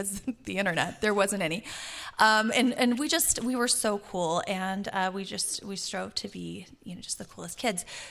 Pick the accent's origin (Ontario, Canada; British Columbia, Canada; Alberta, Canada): Alberta, Canada; Calgary; I'm from Calgary, Alberta